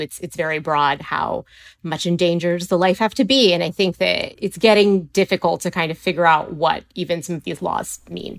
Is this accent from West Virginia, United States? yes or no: yes; West Virginia, United States; I'm from West Virginia